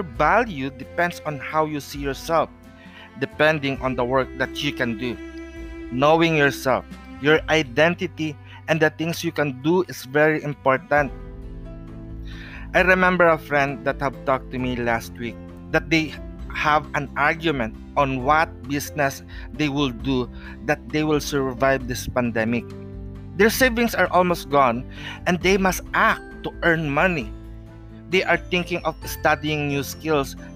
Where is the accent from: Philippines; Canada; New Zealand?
Philippines; I am a Filipino traditional healer or Manghihilot